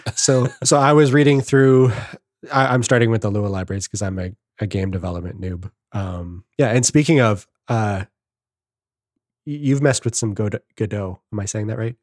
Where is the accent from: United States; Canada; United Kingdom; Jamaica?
Canada; I'm the Canadian